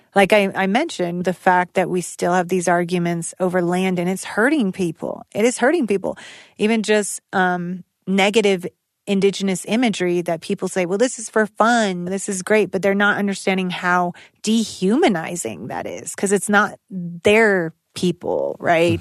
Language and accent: English; United States; moved away; also born or lived in Albuquerque; I was born in Tonanarivo, Dizze, and lived as a small child in Dene Becaya